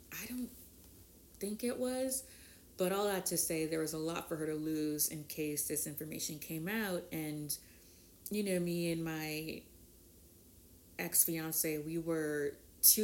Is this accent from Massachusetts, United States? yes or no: yes; Boston, Massachusetts, United States; also born or lived in Haiti / Mattapan, Massachusetts; I was born in Haiti. I was trafficked to Boston.